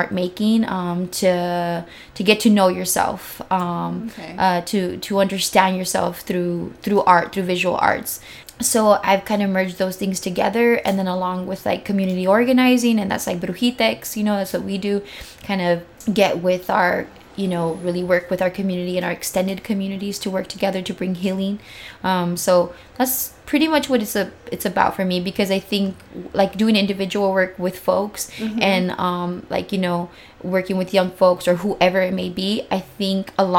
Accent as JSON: {"language": "English", "town": "San Diego", "region": "California", "country": "United States", "tie": "born or raised there", "said": "I grew up here in Barrio Logan before it is what it is now"}